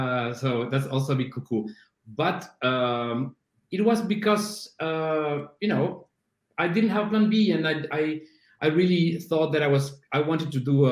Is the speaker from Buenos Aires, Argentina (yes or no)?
yes; Buenos Aires, Argentina; born there; English is a second language; moved away; also born or lived in Brazil / Spain / New York / Boston; Yeah, I was born in Buenos Aires in Argentina.